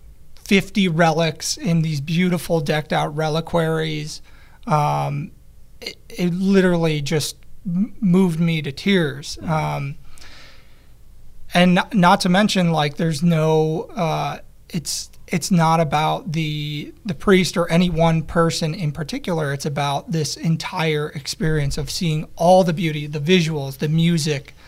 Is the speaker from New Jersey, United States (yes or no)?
no; Chicago, Illinois, United States; moved away; I'm originally from Chicago